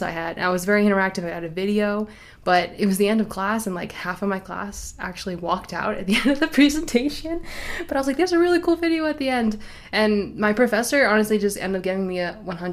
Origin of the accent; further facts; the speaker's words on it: New York, United States; moved away as an adult; now in Arizona, United States; I'm originally from New York, and I have a bachelor's degree in geology from SUNY New Paltz.